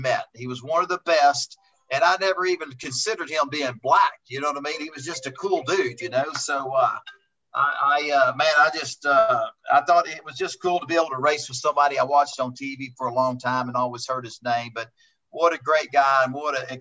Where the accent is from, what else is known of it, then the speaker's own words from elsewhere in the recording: Houston, Texas, United States; as a kid growing up, you know, I was a big fan IndyCar racing growing up in Houston, Texas